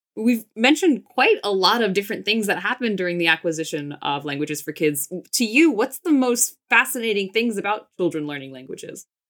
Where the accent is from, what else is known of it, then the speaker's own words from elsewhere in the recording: United States; I grew up in the States. My mom's from Finland. My dad's from Israel.